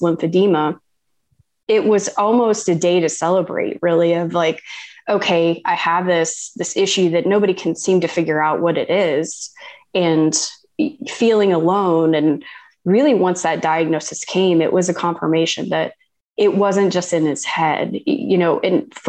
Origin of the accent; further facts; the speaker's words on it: Ohio, United States; moved away as an adult; I'm a kid from Ohio and went to Ohio State.